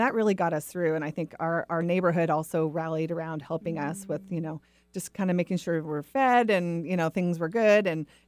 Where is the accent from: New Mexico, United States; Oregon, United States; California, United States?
Oregon, United States; Portland; I grew up in the Northwest, originally in the Portland area. So even though I crave sunshine, I still have web feet.